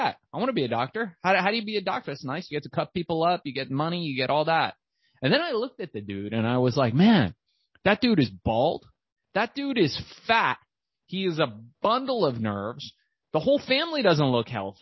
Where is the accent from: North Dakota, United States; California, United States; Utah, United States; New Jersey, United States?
California, United States; Los Angeles; also born or lived in Iran; I was born in Iran. We moved to Los Angeles eventually